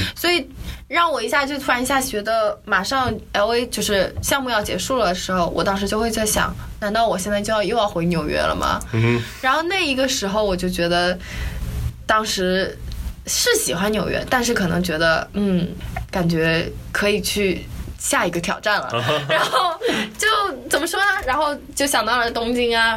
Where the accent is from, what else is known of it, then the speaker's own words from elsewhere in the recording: China; now in New York, United States; 因为我们是中国来的